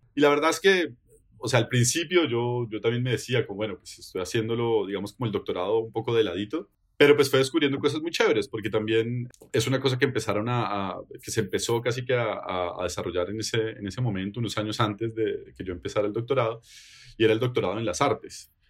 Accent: Bogotá, Colombia; moved away as an adult; also born or lived in Netherlands / Genk, Belgium; now in Belgium; Yo vengo de Bogotá, Colombia

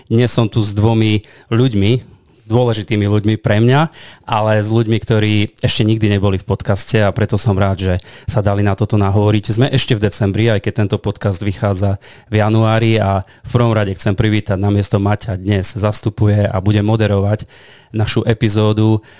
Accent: Poltár, Banská Bystrica Region, Slovakia; Áno, som z Poltára

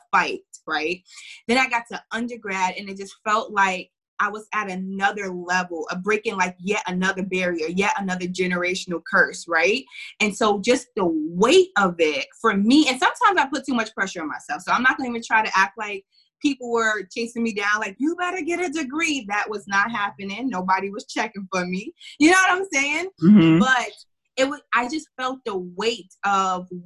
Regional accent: New York City, New York, United States; now in Chicago, United States; I grew up in Harlem.

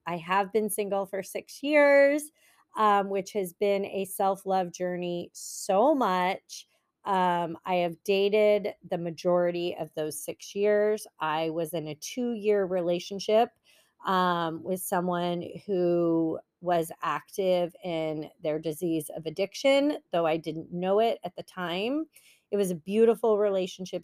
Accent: San Francisco Bay Area, California, United States; moved away as an adult; now in Los Angeles County, United States; I've always lived in California. Um, I'm from the Bay Area, San Francisco Bay Area

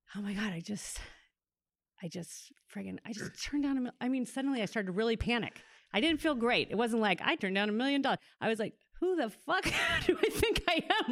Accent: Oklahoma, United States; moved away as an adult; also born or lived in New York; I grew up in Oklahoma, I was living in New York.

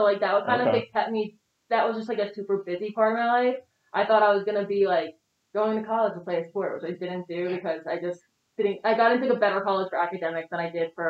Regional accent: New Jersey, United States; No, it was definitely suburban. I grew up in like a really small town.

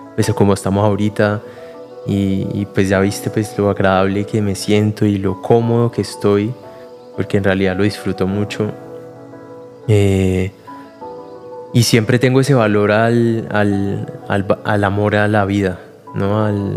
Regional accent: Cali, Valle del Cauca, Colombia; yo soy de Cali, ahí nací

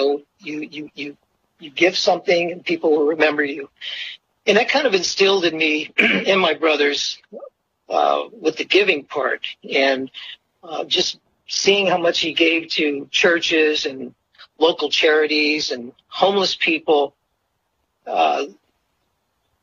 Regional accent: Monterey, California, United States; Growing up in Monterey, you know, with my brothers and all the locals that we became friends

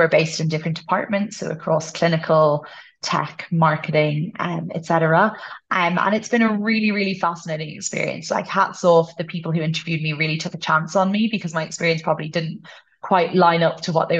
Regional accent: Ireland; first language English; moved away as an adult; also born or lived in United States / Uganda / Malawi; now in Kenya; Ireland is the culture I'm brought up in. It's my first language. English

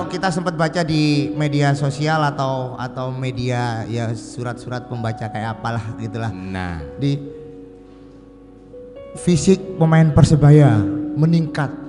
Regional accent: East Java, Indonesia; bagi kita sebagai orang Jawa Timur adalah sebuah kebanggaan karena di Jawa Timur ini kita akhirnya ada kompetisi resmi dalam taraf nasional

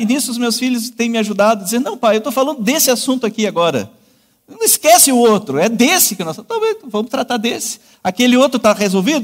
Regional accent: Canguçu, Rio Grande do Sul, Brazil; moved away as an adult; also born or lived in Northeast Brazil; Sou natural de Canguçu, vizinho então a Pelotas

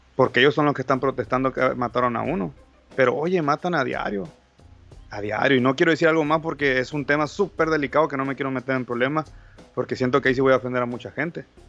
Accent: Mexico; Yo soy mexicano

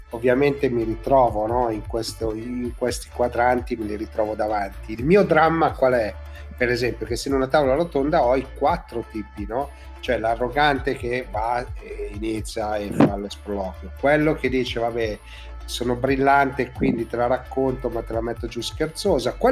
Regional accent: Milan, Lombardy, Italy; Eh, poi in realtà noi siamo di Milano

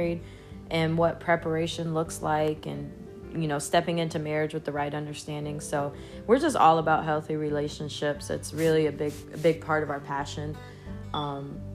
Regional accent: Myrtle Beach, South Carolina, United States; moved away as an adult; also born or lived in Mississippi; I'm originally from Myrtle Beach, South Carolina.

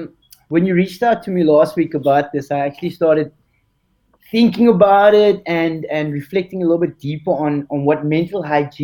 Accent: Cape Town, Western Cape, South Africa; moved away as an adult; now in Mauritius; I'm originally from Cape Town, South Africa. I'm a qualified psychologist by profession, as Margaret has mentioned. I'm currently based in Mauritius

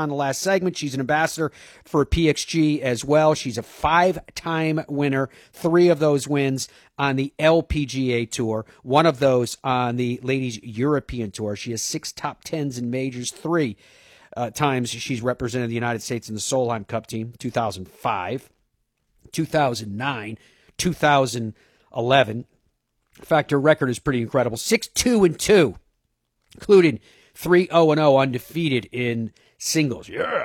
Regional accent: Ireland; I'm Irish

